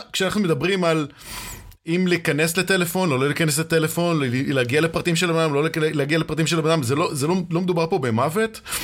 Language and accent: Hebrew; Israel